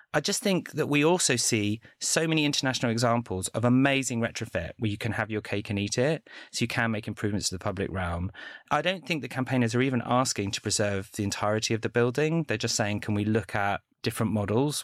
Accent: London, United Kingdom; I grew up in London

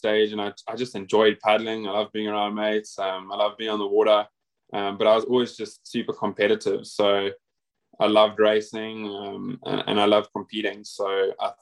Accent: Cape Town, Western Cape, South Africa; moved away as an adult; also born or lived in Durban, South Africa; now in Australia; I'm from Cape Town originally, but I actually went to boarding school in Durban, KZN, or thereabouts

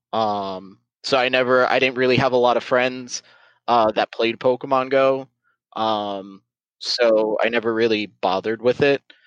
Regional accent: South Florida, United States; I born and raised in South Florida

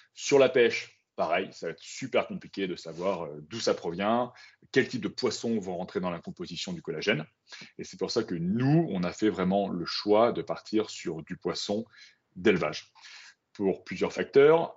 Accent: Brive-la-Gaillarde, Nouvelle-Aquitaine, France; moved away; also born or lived in Paris; moi, à la base, donc, je viens de Brive, en Corrèze

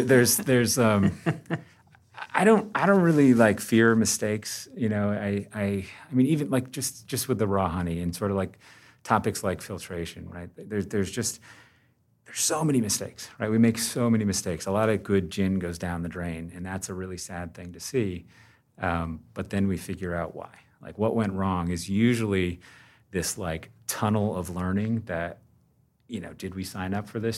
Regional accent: Vermont, United States; I grew up in Vermont. Um, I chose to live here and raise my family.

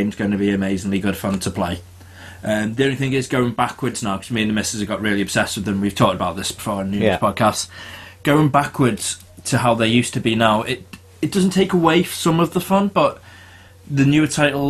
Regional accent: England, United Kingdom; being English

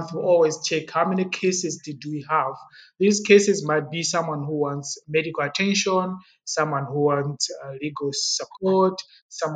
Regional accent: Blantyre, Southern Region, Malawi; moved away as an adult; also born or lived in Zomba / Lilongwe; now in South Africa; I was born in Zomba, which is the old capital city of Malawi. It is found in the eastern part of Malawi. And I got my primary school education in Blantyre, which is southern part of Malawi.

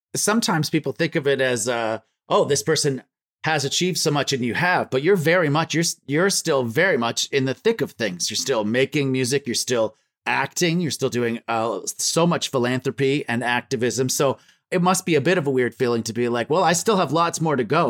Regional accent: Ontario, Canada; I was born in Ontario

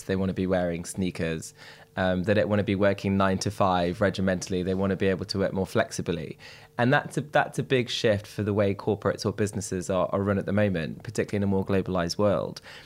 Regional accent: Derby, East Midlands, United Kingdom; I'm from Derby, which people are most horrified with when I tell them

